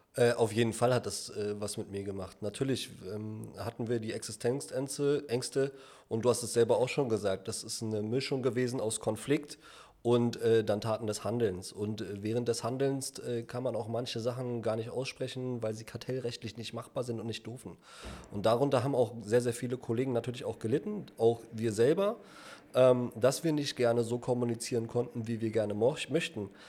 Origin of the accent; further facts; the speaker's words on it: Berlin, Germany; gebürtiger Berliner, Südberlin groß geworden damals